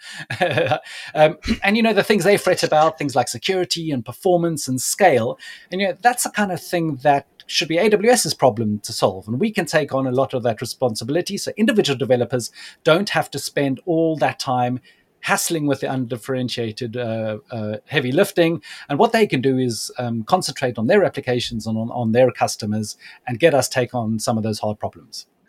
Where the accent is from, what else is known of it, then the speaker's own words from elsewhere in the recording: South Africa; moved away; I'm originally from South Africa